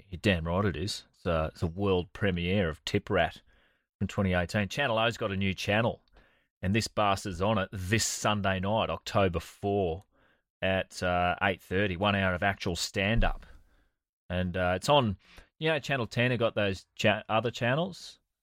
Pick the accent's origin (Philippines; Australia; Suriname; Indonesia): Australia; as an Australian